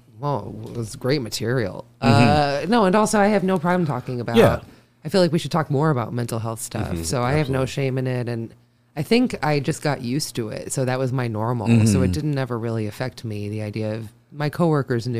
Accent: Sharon, Massachusetts, United States; I actually got a diploma from my hometown

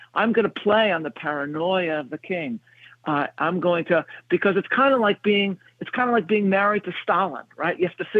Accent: Chicago, Illinois, United States; from my hometown of Chicago

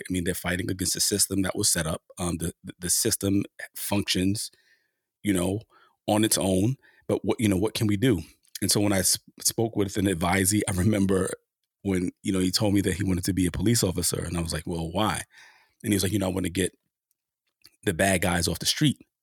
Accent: New York City, New York, United States; my experience with the police growing up in Harlem during the height of the crack cocaine epidemic

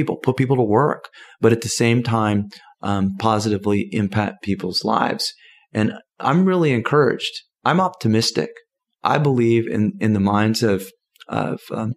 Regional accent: Southern California, United States; I'm from Southern California

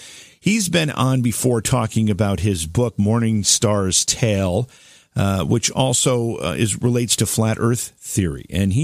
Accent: Oneonta, New York, United States; someone who grew up in my hometown of Oneonta, New York.

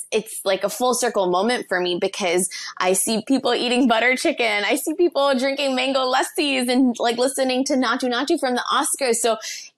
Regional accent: South Florida, United States; also born or lived in St. Thomas, U.S. Virgin Islands; I was born in St. Thomas in the Virgin Islands, but I was raised in South Florida.

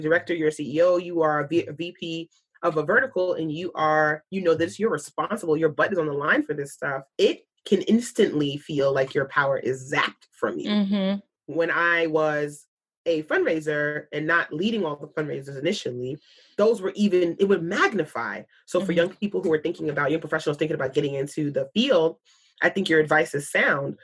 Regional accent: New York, United States; a New Yorker

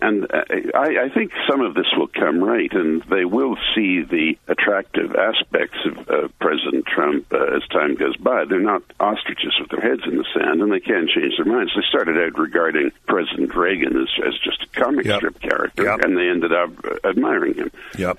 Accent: United Kingdom; I am British, as you could tell from my heavy accent, and I'm a member of their parliament, and it's a great country, and I'm proud to be British

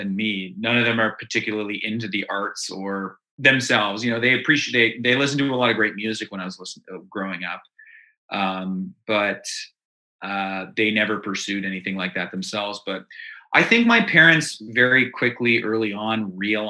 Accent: Dundas, Ontario, Canada; also born or lived in Hamilton; I live in Hamilton right now, but we're all from Dundas, which is, it's a little suburb of Hamilton.

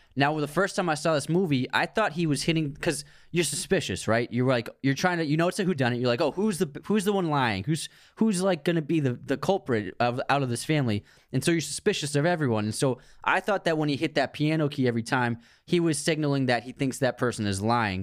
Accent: Waltham, Massachusetts, United States; Waltham, which is where we grew up

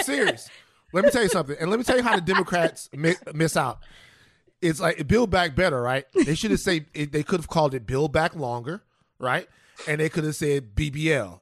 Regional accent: Baton Rouge, Louisiana, United States; from South Baton Rouge, Louisiana

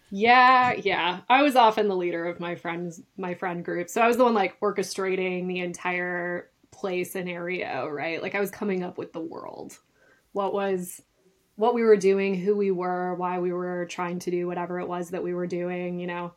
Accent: north of Duluth, northern Minnesota, United States; I actually grew up in northern Minnesota, um, just north of Duluth on the shores of Lake Superior

